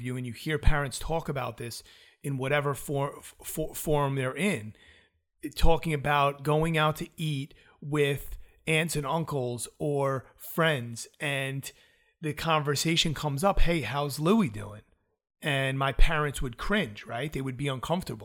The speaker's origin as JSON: {"language": "English", "region": "New York", "country": "United States", "also_born_or_lived": "South Florida", "said": "I'm from New York"}